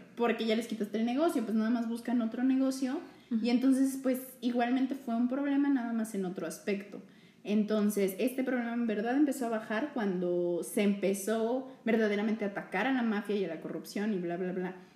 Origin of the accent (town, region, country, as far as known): Mexico